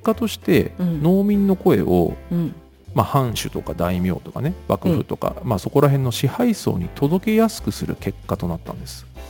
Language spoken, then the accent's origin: Japanese; western suburbs of Tokyo, Japan; 僕は東京の郊外の西に、うん、西の方が実家なんですけど